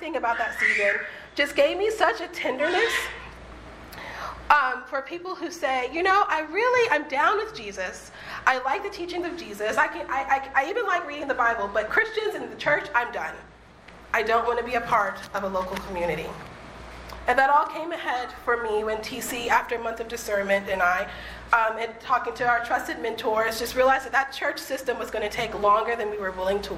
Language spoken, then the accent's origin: English; the South, United States; also born or lived in Boston / Los Angeles; now in Pasadena, United States; I am from the South, and I am from a deeply evangelical tradition